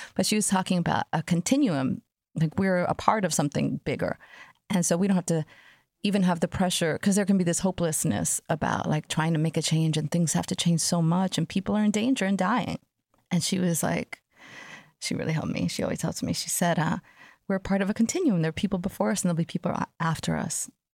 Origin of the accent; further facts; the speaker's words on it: New York City, New York, United States; I grew up in Jamaica, Queens in a time where there was crack on the streets